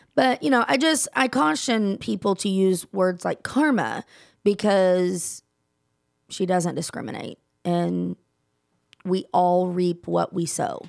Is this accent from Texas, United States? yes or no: yes; Texas, United States; also born or lived in Gulfport, Mississippi; I'm from Texas, born, raised. I will never leave